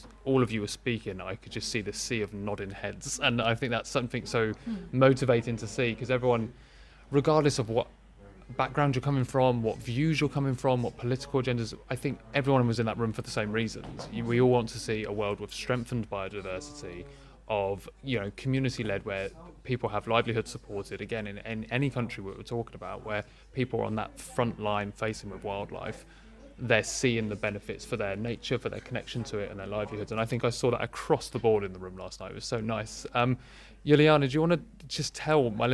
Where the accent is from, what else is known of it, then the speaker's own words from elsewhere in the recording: United Kingdom; first language English; as a British guy